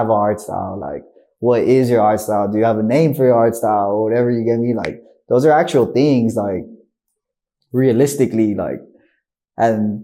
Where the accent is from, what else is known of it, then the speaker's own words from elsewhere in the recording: Compton, California, United States; I'm from Compton, California.